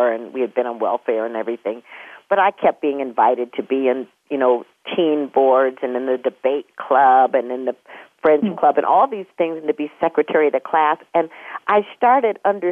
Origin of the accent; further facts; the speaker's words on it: Minneapolis, Minnesota, United States; I was born in Minneapolis